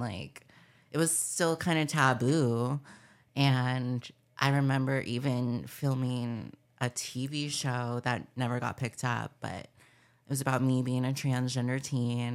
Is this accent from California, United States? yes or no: yes; Palm Springs, California, United States; I grew up in Palm Springs, California